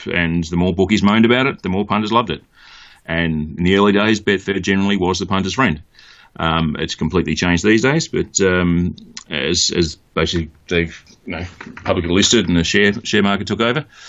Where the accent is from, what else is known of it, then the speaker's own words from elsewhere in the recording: Mount Gambier, South Australia, Australia; moved away as an adult; now in United Kingdom; grew up in country South Australia, a place called Mount Gambier, which is halfway between Melbourne and Adelaide